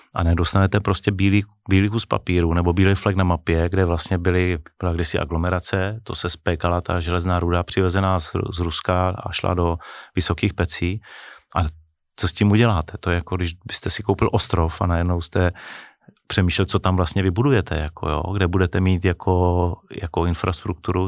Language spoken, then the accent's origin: Czech; near Ostrava, Moravian-Silesian Region, Czechia; jsem nejsem z Prahy, nejsem ten cajzel, co přijel jako z Prahy, je tam o něčem poučovat, ale byl jsem kluk, který vlastně vyrostl eh, nedaleko Stravy